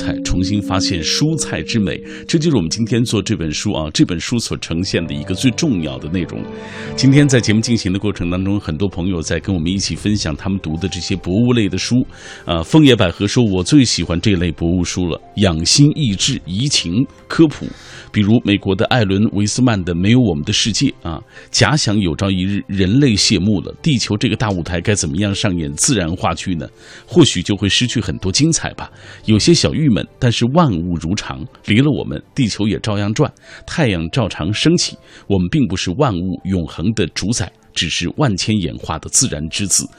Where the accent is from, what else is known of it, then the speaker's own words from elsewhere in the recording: Xinjiang, China; 我小时候啊，在我们故乡新疆，因为它冬天吃不上，所以就要做那个西番茄酱。